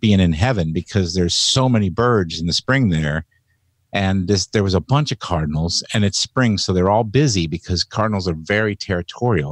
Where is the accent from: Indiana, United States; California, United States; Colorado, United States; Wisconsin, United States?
Indiana, United States; Indianapolis; now in Seattle area, United States; I grew up in Indianapolis, Indiana.